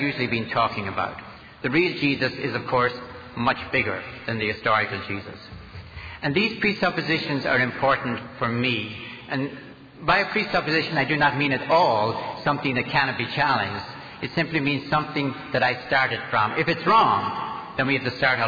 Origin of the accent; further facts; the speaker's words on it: Ireland; now in United States; I learned English in Ireland rather than America